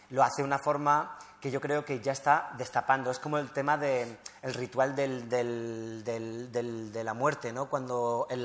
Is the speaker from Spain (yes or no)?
yes; Spain; O sea, quiero decir, eh, que soy español, obviamente, hay cosas que me cuesta todavía más.